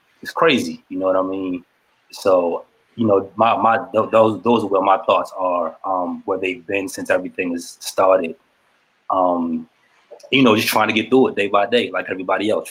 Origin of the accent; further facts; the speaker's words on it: Shady Side, Maryland, United States; I'm originally from Shadyside, Maryland. Small